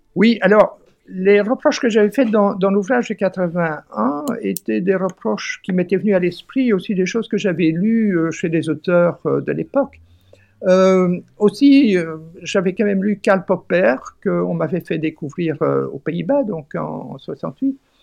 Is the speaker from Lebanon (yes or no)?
no; Flanders, Belgium; je suis flamand d'origine et donc parfait bilingue